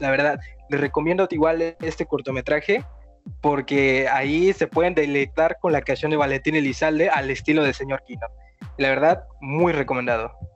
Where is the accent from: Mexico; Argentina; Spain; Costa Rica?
Mexico; Yo soy de México